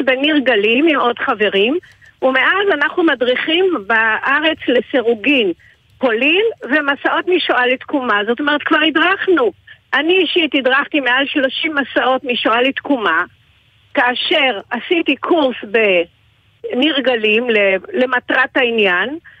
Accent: Damascus, Syria; now in Israel; אני עצמי נולדתי בדמשק, ואנחנו ברחנו לארץ ב-51 דרך ראש הנקרה

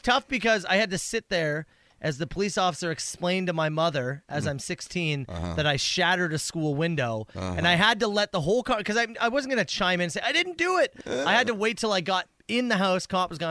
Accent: Woodstock, Ontario, Canada; moved away; I was born in Woodstock, Ontario.

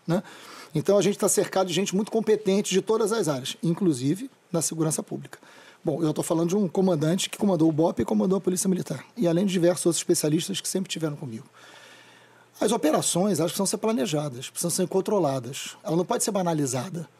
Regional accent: Niterói, Rio de Janeiro, Brazil; also born or lived in São Gonçalo; Eu nasci em São Gonçalo e me mudei para o Fonsequistão, né, para o Fonseca, o lugar que eu amo de paixão, aos três anos. Vivi no Fonseca até os 40.

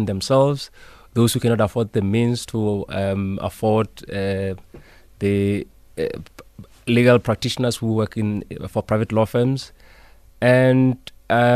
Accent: Bloemfontein, Free State, South Africa; I'm from Bloemfontein. That's where I honed my legal skills. Because of the persistent lack of amenities where I grew up

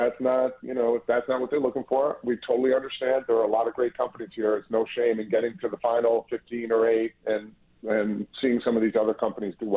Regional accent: Boston, Massachusetts, United States; I'm from Boston, born and raised.

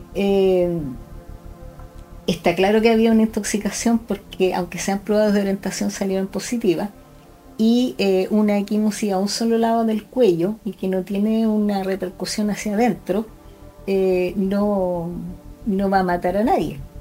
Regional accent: Concepción, Biobío, Chile; nací en Concepción, estudié medicina en la Universidad de Concepción

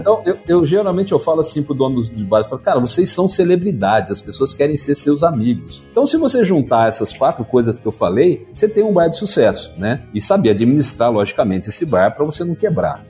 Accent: Campinas, São Paulo, Brazil; eu sou de Campinas, né? Interior de São Paulo.

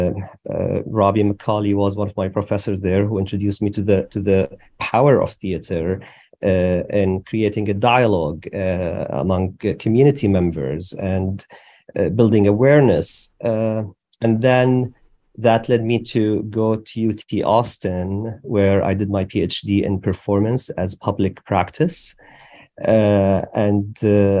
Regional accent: Syria; moved away as an adult; also born or lived in Damascus; I was born in Syria

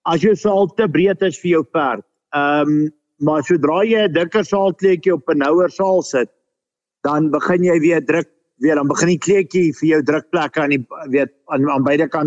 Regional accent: Lowveld, South Africa; Ons het begin in die Laagveld. Ek het groot geword in die Laagveld.

